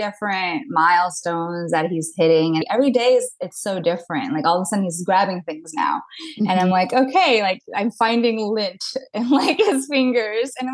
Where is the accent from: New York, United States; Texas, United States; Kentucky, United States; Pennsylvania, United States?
New York, United States; New York City; now in Long Island, United States; I am from Long Island, born and raised in New York City, but I moved out to Long Island during the pandemic.